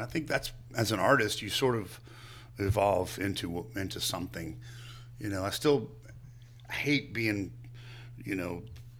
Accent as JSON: {"language": "English", "town": "Lynchburg", "region": "Virginia", "country": "United States", "tie": "born or raised there", "also_born_or_lived": "Staunton, Virginia / Harrisonburg, Virginia", "said": "I was in Harrisonburg, and I grew up in Lynchburg and Stanton"}